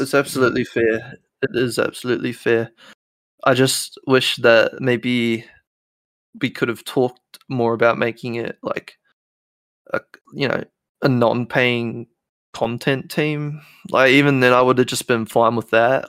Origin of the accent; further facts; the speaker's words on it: New Zealand; I'm nineteen, I'm from New Zealand